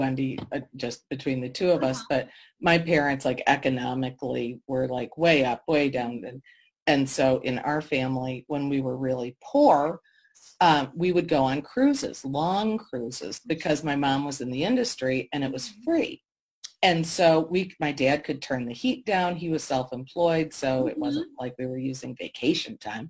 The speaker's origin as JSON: {"language": "English", "town": "Detroit", "region": "Michigan", "country": "United States", "tie": "born or raised there", "said": "growing up in Detroit"}